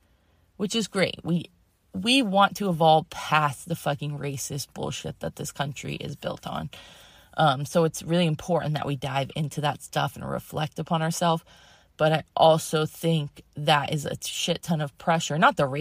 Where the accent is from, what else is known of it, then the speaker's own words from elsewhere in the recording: Massachusetts, United States; also born or lived in Connecticut; And I grew up in Massachusetts and Connecticut, like as a little kid.